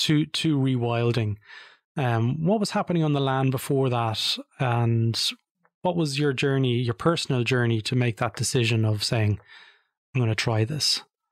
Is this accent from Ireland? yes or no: yes; Drogheda, County Louth, Ireland; and I'm originally from Drogheda, where I grew up.